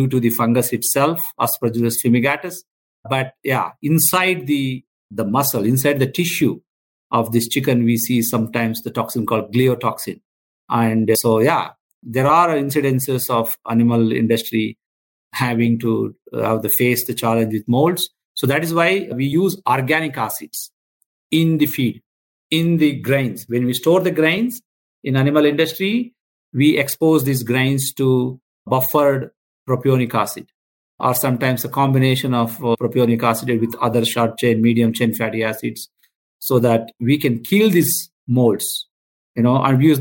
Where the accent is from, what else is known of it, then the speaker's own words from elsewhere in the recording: India; I'm a veterinarian from India.